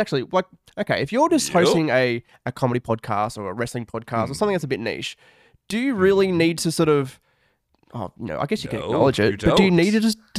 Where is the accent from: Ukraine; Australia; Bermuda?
Australia; because I'm an Australian, yeah, as you can probably tell by the accent.